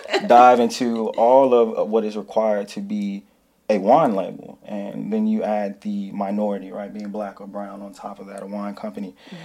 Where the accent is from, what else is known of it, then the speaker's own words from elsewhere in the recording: Chicago, Illinois, United States; I am originally from Chicago.